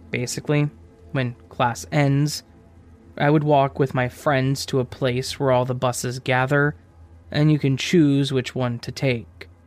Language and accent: English; France; English is a second language; I'm from France, so driving below 18 years old, which is the majority there, is pretty much illegal.